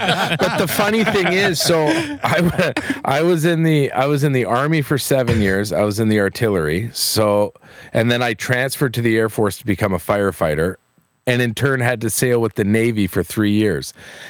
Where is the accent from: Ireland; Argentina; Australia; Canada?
Canada; Edmonton, Alberta; also born or lived in Hinton, Alberta; I was born in Hinton, Alberta. Oh. And I grew up in Edmonton, Alberta, or just outside St. Albert.